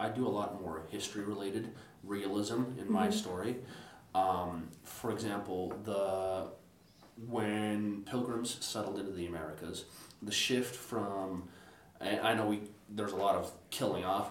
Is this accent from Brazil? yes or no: yes; Brazil; moved away; I was born in Brazil